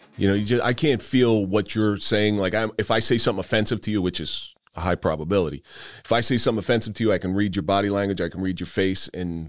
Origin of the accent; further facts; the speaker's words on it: New Jersey, United States; accent: South Jersey; now in North Jersey, United States; So living in North Jersey as long as I have, I've lost my South Jersey accent. But every once in a while, people will tell me it creeps in.